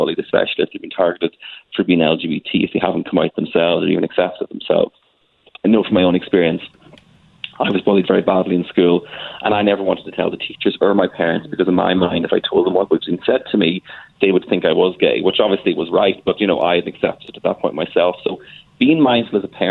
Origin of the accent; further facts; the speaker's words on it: Ireland; also born or lived in Dublin; I'm from Ireland. I live in Dublin